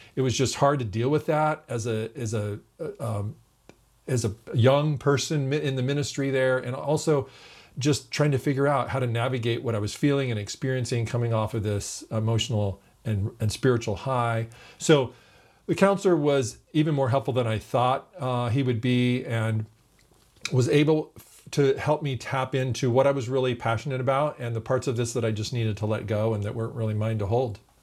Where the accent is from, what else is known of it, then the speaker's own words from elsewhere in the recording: California, United States; We're from California